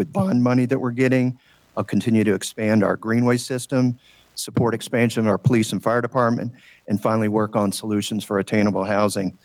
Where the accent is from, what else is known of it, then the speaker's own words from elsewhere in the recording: Virginia, United States; now in Huntersville, United States; I grew up in Virginia